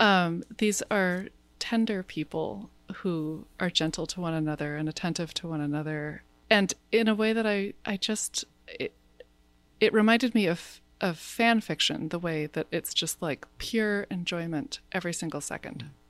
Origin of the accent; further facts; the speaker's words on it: United States; as an American